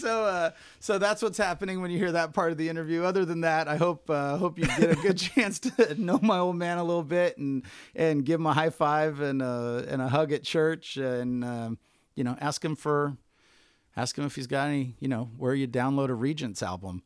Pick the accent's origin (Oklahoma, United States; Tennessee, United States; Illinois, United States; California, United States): California, United States; Bakersfield; I definitely identify with Bakersfield